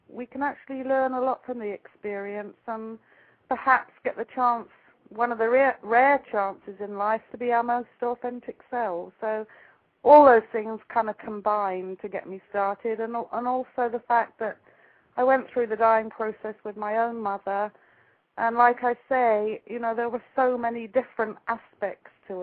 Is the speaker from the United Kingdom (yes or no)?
yes; England, United Kingdom; now in Ojai, United States; I'm actually living in Ojai, California right now, but you can probably tell I actually come from England